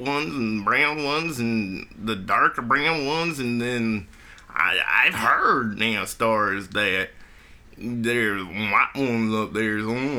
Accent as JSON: {"language": "English", "region": "Kentucky", "country": "United States", "tie": "born or raised there", "said": "Kentucky, man. I was born and raised up in Kentucky."}